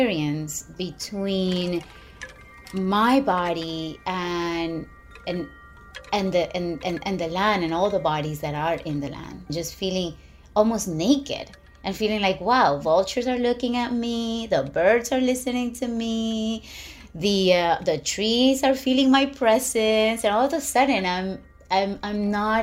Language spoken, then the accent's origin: English; Ecuador; moved away as an adult; also born or lived in New York City, United States; now in upstate New York, United States; I am born in New York City. And I grew up in Ecuador. My parents, we moved to Ecuador when I was about 2 years old